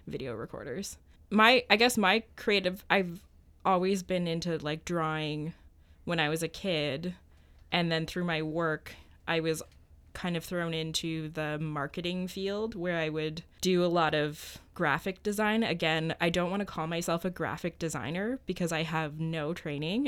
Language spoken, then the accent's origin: English; Ottawa, Ontario, Canada; moved away as an adult; I grew up in Ottawa, Ontario